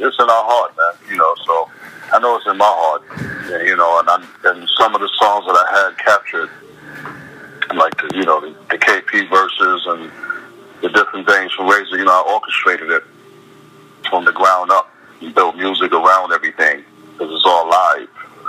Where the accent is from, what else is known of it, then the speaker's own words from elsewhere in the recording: Brooklyn, New York, United States; You know, it was just like, you know, it was rough. You know, at the end of the day, but you know, like any other place, I survived, man.